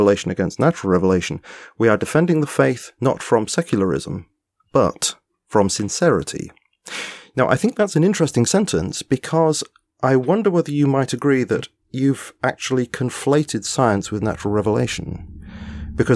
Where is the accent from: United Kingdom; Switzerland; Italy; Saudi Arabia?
United Kingdom; England; I'm an Englishman